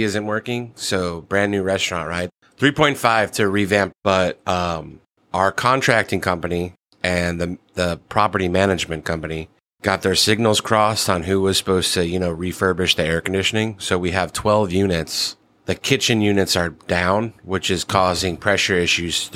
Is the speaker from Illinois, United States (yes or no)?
yes; Illinois, United States; I grew up in Illinois, traveling back and forth to Wisconsin, driving through cornfields